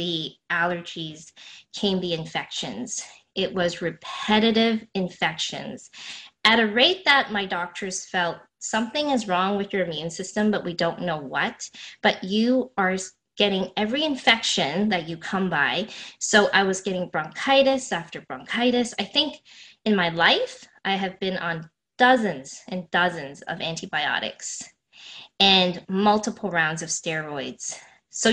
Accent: Toronto, Ontario, Canada; born or raised there

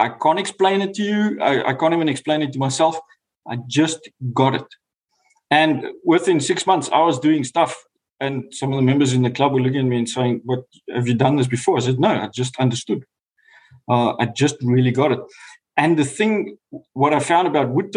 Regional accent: South Africa; moved away as an adult; now in New Zealand; As a South African

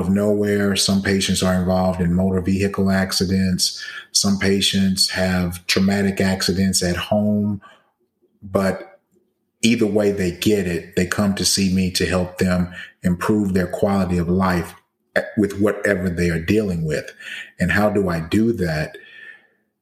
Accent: Baton Rouge, Louisiana, United States; moved away as an adult; also born or lived in Atlanta, Georgia / Nashville, Tennessee / New Orleans, Louisiana / Philadelphia, Pennsylvania; now in Dallas-Fort Worth, United States; Originally, I'm from Baton Rouge, Louisiana

